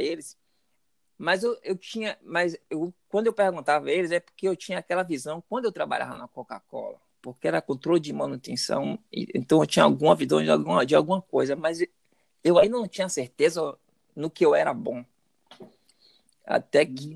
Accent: Salvador, Bahia, Brazil; moved away as an adult; now in United States; eu nasci, cresci em Salvador e sou, sou garoto de Salvador.

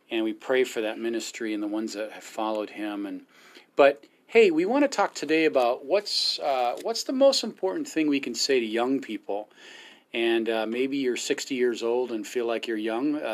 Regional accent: India; Uh, I'm Indian.

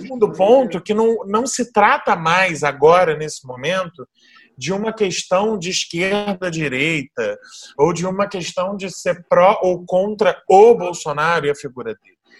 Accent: Brazil

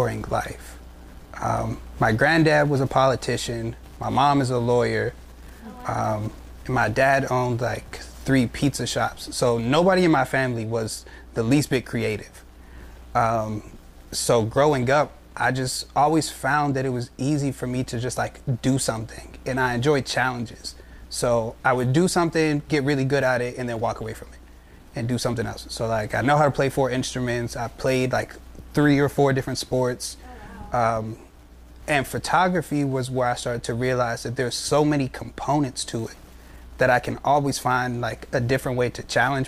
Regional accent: Pittsburgh, Pennsylvania, United States; moved away; I'm originally from Pittsburgh.

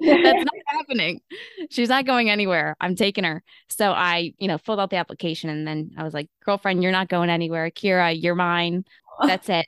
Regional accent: Buffalo, New York, United States; moved away as an adult; now in Pittsburgh, United States; I am actually originally from Buffalo, New York. Buffalonian at heart, but I've been in Pittsburgh for about ten years

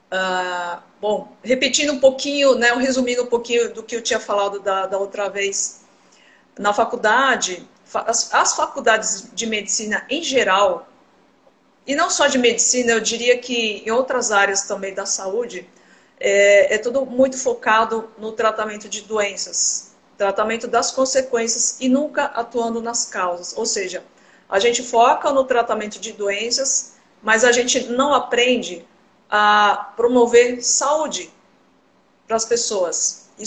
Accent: São Paulo, Brazil; moved away as an adult; now in Cuiabá, Brazil; Eu atuo aqui em Cuiabá, Mato Grosso. Eu sou de São Paulo, na verdade, né? Eu me formei na Universidade de São Paulo.

